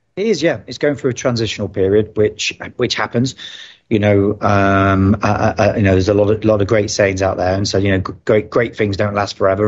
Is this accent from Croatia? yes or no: no; United Kingdom; moved away as an adult; now in Dubai, United Arab Emirates; being a Brit